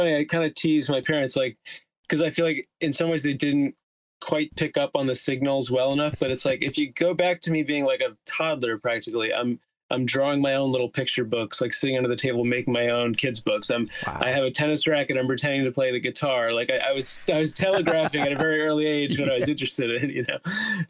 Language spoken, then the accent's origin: English; Teaneck, New Jersey, United States; now in Queens, United States; I live in Queens, New York, and I'm from New Jersey.